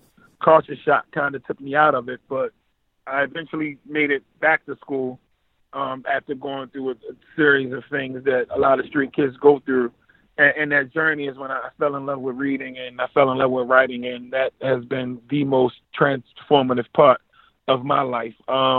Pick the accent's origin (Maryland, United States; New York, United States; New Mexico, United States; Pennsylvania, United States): Maryland, United States; Baltimore; I'm from East Baltimore. It came up kind of rough, but, you know, I've had a beautiful family, still have a beautiful family. It was the 90s, so it was the crack era.